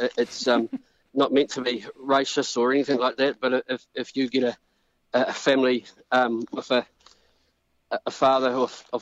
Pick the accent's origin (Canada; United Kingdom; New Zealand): New Zealand; we're Kiwi rec hunters.